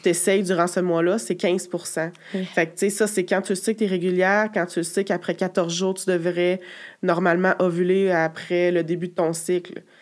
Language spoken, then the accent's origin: French; Quebec City, Quebec, Canada; j'ai 32 ans, je viens de Québec